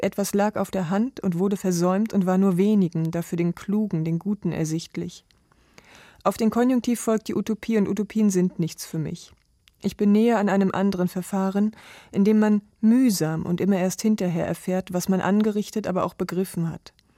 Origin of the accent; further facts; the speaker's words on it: Mecklenburg-Vorpommern, Germany; now in Leipzig, Germany; Und ich bin gebürtige Mecklenburgerin